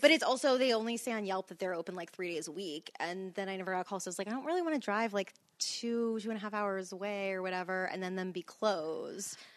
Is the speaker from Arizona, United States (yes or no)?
no; Louisiana, United States; I'm from Louisiana too